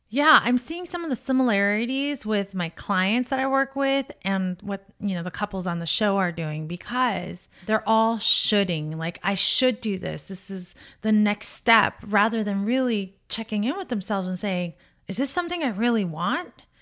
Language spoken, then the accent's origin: English; Orange County, California, United States; I grew up in Orange County in the suburban neighborhood